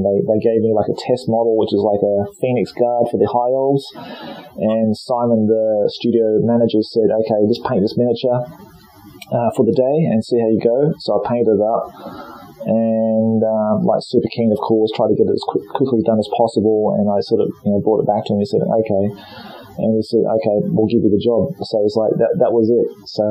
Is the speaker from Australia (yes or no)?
yes; Australia; also born or lived in Nottingham; now in Japan; I'm Australian, mate.